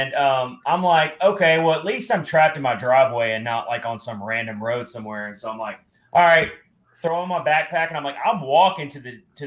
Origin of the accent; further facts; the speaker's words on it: Nashville, Tennessee, United States; also born or lived in Philadelphia; as a Nashville native